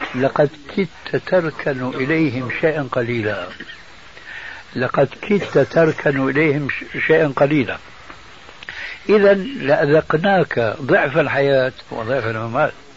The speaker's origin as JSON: {"language": "Arabic", "town": "Damascus", "country": "Syria", "moved": "yes", "said": "من بلاد الشام قبل أن نسكن هذا البلد"}